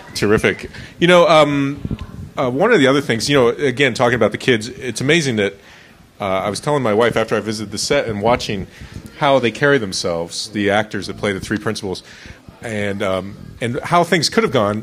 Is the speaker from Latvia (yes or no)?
no; Florida, United States; I grew up in Florida